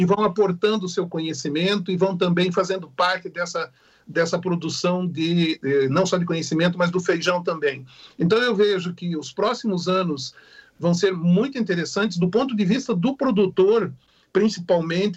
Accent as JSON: {"language": "Portuguese", "country": "Brazil", "said": "como brasileiros"}